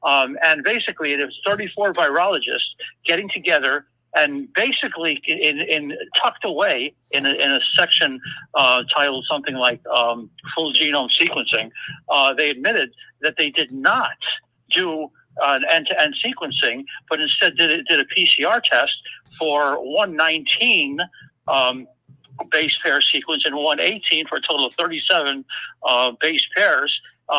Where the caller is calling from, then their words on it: Denmark; from Denmark.